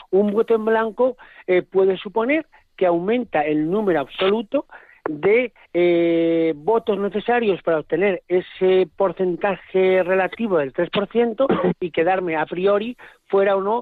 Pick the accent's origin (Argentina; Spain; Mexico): Spain; Cantabria; soy nacido en Cantabria